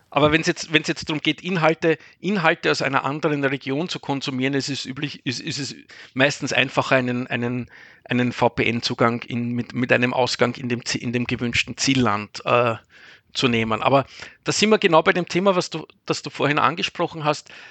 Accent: Vienna, Austria; moved away as an adult; now in Cologne, Germany; als Österreicher oder als Wiener

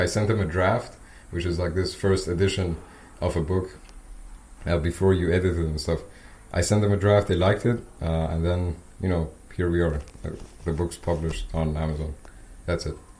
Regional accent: Iran; English is a second language; now in Austria; I'm from Iran

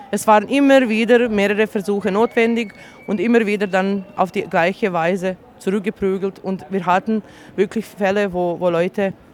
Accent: Bosnia & Herzegovina; German is a second language; ich komme aus Bosnien.

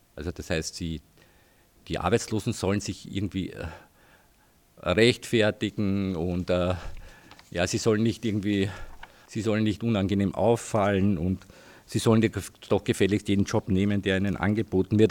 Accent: Heidenreichstein, Lower Austria, Austria; ich komme aus Heidenreichstein, war dort irgendwie auch politisch aktiv

